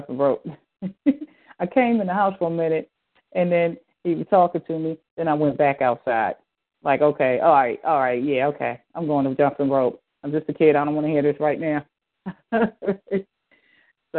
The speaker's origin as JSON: {"language": "English", "town": "Philadelphia", "region": "Pennsylvania", "country": "United States", "tie": "born or raised there", "said": "at the age of 9 when I was growing up in Philadelphia."}